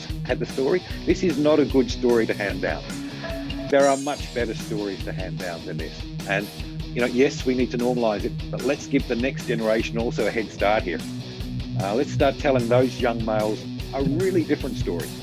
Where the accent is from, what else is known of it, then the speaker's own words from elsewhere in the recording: Australia; as Australian males